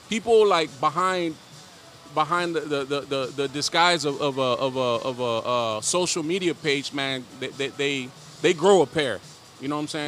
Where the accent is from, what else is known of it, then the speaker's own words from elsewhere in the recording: Dallas, Texas, United States; also born or lived in León, Guanajuato, Mexico; now in Houston, United States; I was raised in the hood, West Dallas, Oak Cliff, Texas